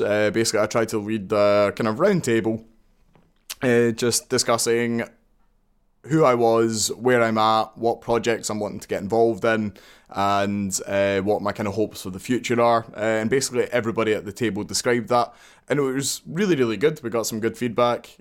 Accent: Glasgow, Scotland, United Kingdom; I'm from Glasgow, obviously

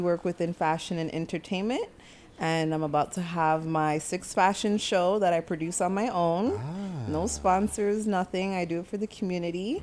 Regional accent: Jamaica; I'm Jamaican

